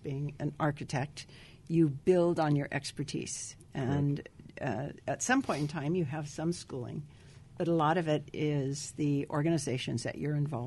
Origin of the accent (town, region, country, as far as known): Whittier, California, United States; born or raised there; also born or lived in Midwest